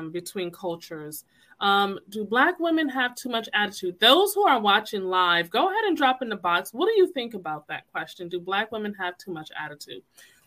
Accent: Connecticut, United States; I'm from Connecticut, born and raised.

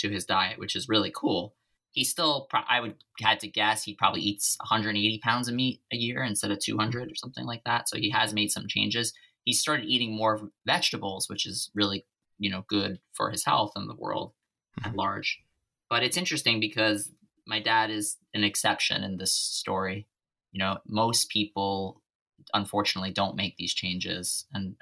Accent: New York City, New York, United States; growing up in Staten Island

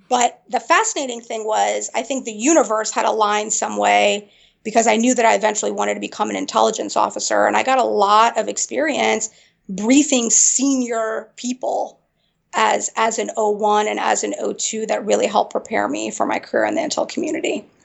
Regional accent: Springfield, Virginia, United States; also born or lived in Afghanistan / Peshawar, Pakistan; I grew up in Northern Virginia, right around the Springfield, Burke area

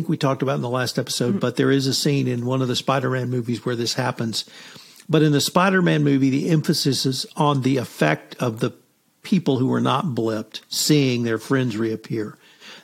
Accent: United States; being an American

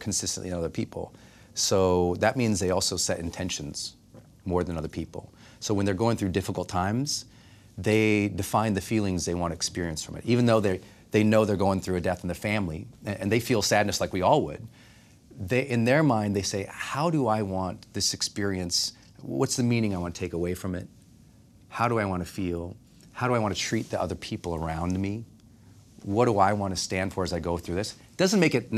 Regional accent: Butte, Montana, United States; I thought if I ever made $40,000 in my life, no, I'd be rich, because I'm from Butte, Montana.

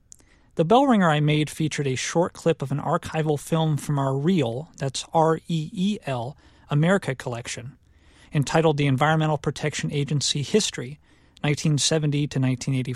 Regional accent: Northeast Ohio, United States; Being born and raised in Northeast Ohio

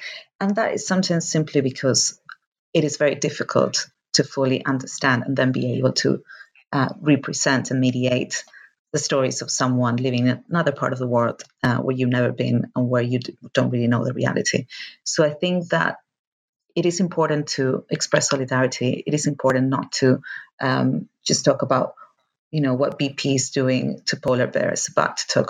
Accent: Argentina; moved away; I am from Argentina, and actually my current project is based in Argentina, but I've been living here for a long time

